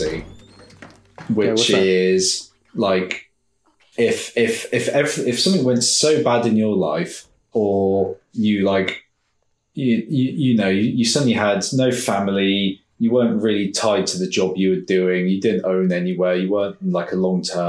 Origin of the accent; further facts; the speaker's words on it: United Kingdom; us as stiff upper lip Brits